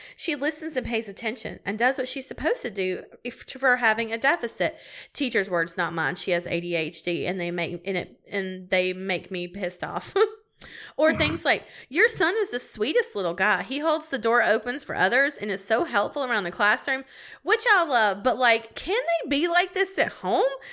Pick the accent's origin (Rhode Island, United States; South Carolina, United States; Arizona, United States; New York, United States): South Carolina, United States; Clemson; I'm from Clemson, South Carolina